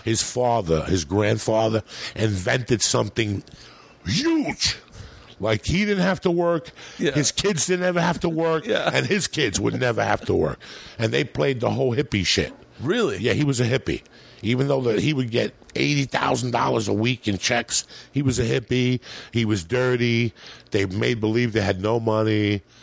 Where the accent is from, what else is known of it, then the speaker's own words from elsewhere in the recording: United States; moved away; also born or lived in New Jersey / New York City, New York / Colorado; I grew up in New Jersey and in New York City